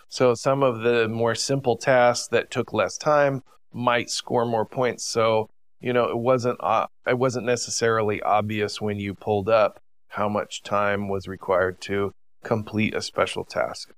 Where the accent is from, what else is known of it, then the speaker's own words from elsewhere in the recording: United States; growing up in the United States